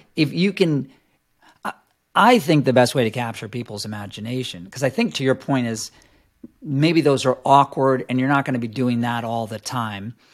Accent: New York City, New York, United States; I grew up in New York City

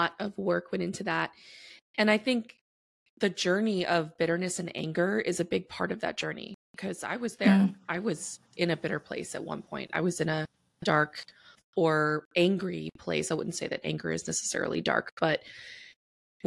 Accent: New Orleans, Louisiana, United States; now in Texas, United States; I was born and raised in New Orleans, Louisiana

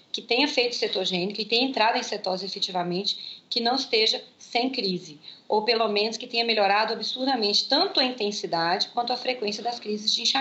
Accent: Germany; claro que eu sinto, eu sou alemã

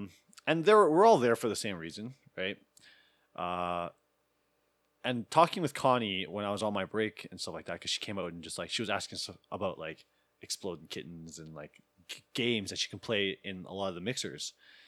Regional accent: Sherwood Park, Alberta, Canada; Because I told her that I grew up in a white suburban neighborhood. I grew up in Sherwood Park. I was surrounded by white girls my whole life.

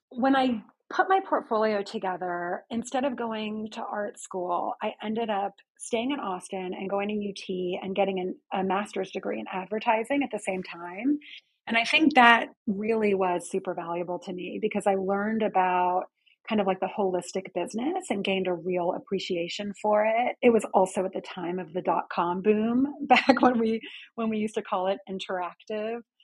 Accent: London, United Kingdom; also born or lived in Houston, Texas / United States; now in New York City, United States; I actually grew up in London, England

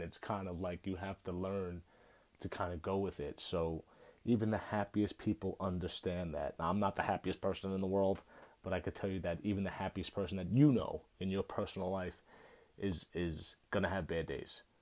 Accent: United States; I'm an American

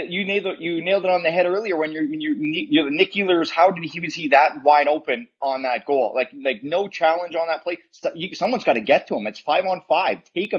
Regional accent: Canada; I'm being a Canadian

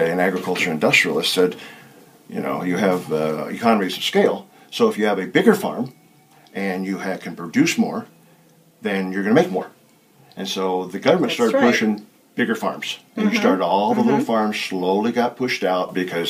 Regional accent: Orofino, Idaho, United States; moved away; also born or lived in Virginia; we came back to Idaho because I grew up in Orfino

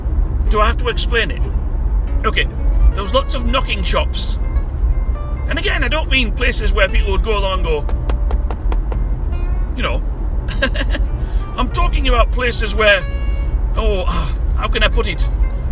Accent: England, United Kingdom; So we ate our ham sandwiches, because we're English. You know, you always, when you're abroad, you always seek out ham sandwiches.

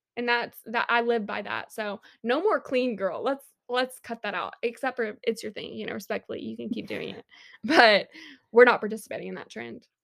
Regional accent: Montgomery, Alabama, United States; I do love my hometown, respect Montgomery

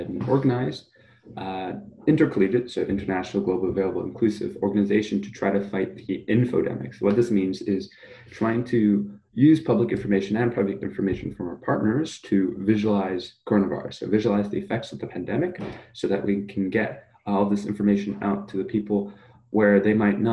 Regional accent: New York, United States; also born or lived in Germany; moved to New York when I was five

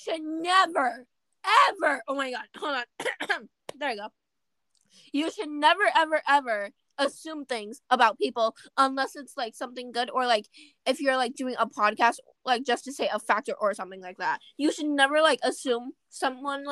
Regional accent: Providence, Rhode Island, United States; I was born in Providence

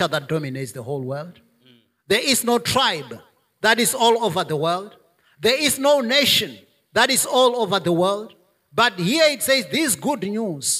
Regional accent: South Africa; my natural heritage in South Africa as a South African, as an African, as a Venda

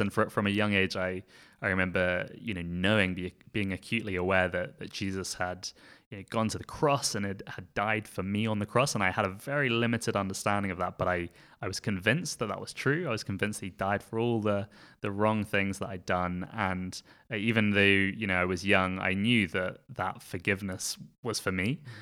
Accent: Surrey, South East England, United Kingdom; now in Belfast, United Kingdom; I was born in Surrey in England, uh, so southeast of England, um, to a South African father and a Northern Irish mother, and that's where I grew up

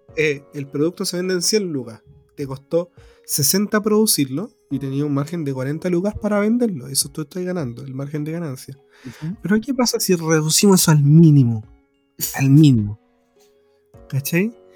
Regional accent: Chile; como chileno

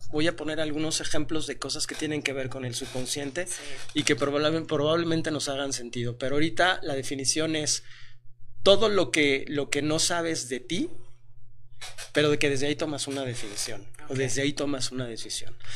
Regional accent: Mexico; tengo 43 años, este, soy mexicano

